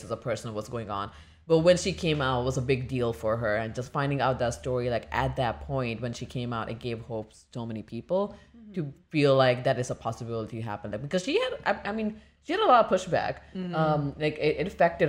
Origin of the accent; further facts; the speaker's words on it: India; moved away; growing up in India